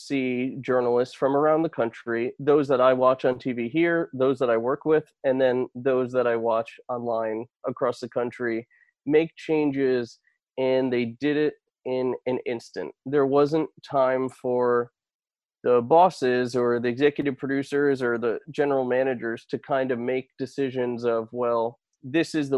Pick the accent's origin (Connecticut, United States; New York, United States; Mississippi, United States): Connecticut, United States; I spent 5 years in local news working my way up at that station, Fox 61, my hometown station